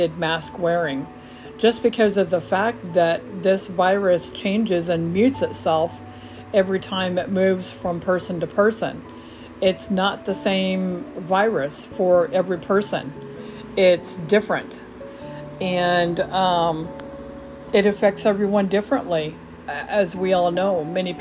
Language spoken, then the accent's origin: English; Omaha, Lincoln, Grand Island area, Nebraska, United States; moved away as an adult; now in Huntsville, United States; I am originally from the Omaha, Lincoln, Grand Island area all of my life